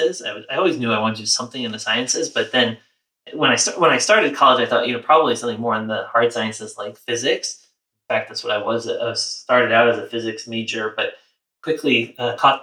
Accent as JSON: {"language": "English", "town": "New York City", "region": "New York", "country": "United States", "tie": "born or raised there", "said": "I was born and raised in New York City"}